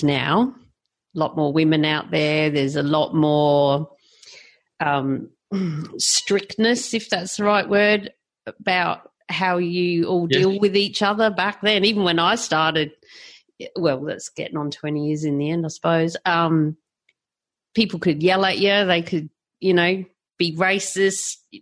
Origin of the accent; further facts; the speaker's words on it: South Australia, Australia; now in Queensland, Australia; I grew up in South Australia